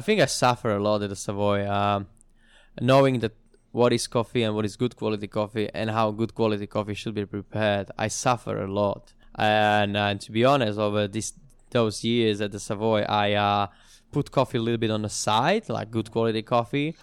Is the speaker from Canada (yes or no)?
no; Slovakia; moved away as an adult; also born or lived in London, United Kingdom; now in Sydney, Australia; going back home to Slovakia, where I'm from, to my hometown